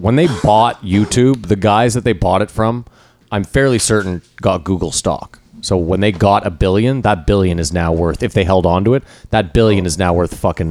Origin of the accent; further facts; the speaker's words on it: Canada; We're Canadian.